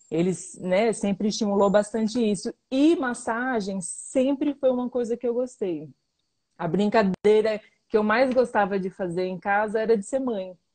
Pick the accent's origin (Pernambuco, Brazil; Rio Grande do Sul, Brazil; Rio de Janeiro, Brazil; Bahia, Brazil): Pernambuco, Brazil; moved away; also born or lived in Chapada Diamantina / São Paulo; Eu sou pernambucana um e não baiana.